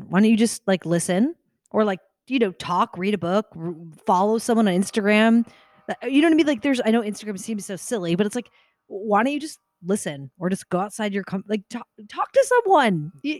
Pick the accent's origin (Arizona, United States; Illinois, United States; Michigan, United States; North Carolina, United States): Arizona, United States; also born or lived in New York; now in Seattle, United States; I grew up in Arizona.